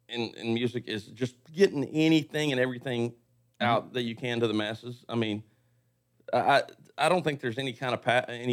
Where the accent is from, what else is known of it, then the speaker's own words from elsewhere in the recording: Livingston, Texas, United States; Born and raised in Livingston, Texas.